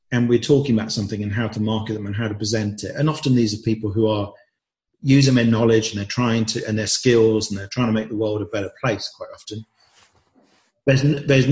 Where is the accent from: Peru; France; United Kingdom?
United Kingdom; England; I'd grown up thinking that I should hide all sorts of aspects of myself in a typical English family